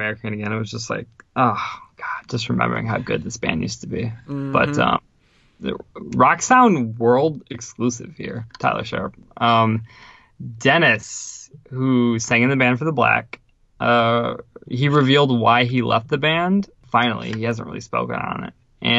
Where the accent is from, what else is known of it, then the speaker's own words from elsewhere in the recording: Ukraine; moved away; As you've heard before, I'm originally from the Ukraine, and there was too much shit happening pretty much back home where I'm originally from.